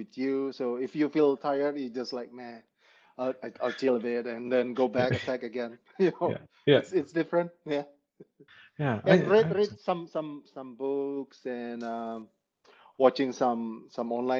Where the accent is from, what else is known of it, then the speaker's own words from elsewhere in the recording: Bali, Indonesia; So I'm Indonesian. Definitely. And I was born and raised in Bali.